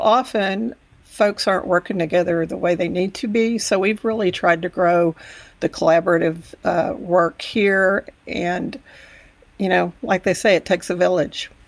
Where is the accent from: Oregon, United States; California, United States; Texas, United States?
Texas, United States; Texas Panhandle, United States; also born or lived in Amarillo, Texas; I grew up in the Panhandle about an hour away, and, uh, I am very much a Texas girl